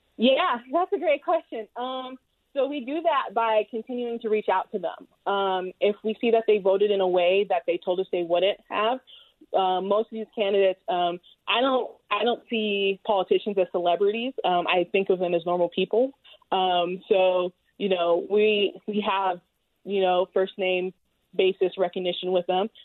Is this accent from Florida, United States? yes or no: yes; South Florida, United States; now in Utah, United States; I'm originally from South Florida